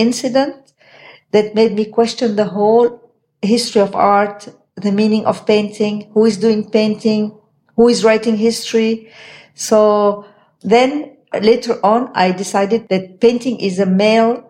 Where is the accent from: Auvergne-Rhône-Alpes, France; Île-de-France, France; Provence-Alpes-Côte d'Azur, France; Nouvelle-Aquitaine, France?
Provence-Alpes-Côte d'Azur, France; Nice; also born or lived in Cairo, Egypt; now in New York, United States; I am born in Cairo and I grew up in France